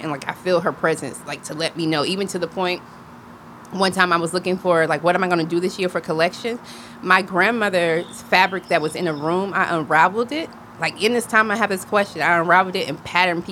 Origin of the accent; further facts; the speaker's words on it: Greenwood, South Carolina, United States; also born or lived in Orangeburg, South Carolina; now in Atlanta, United States; I grew up in Greenwood, South Carolina